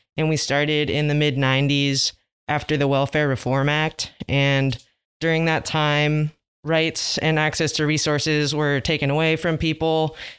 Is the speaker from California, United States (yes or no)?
yes; Los Angeles, California, United States; I grew up in L A as well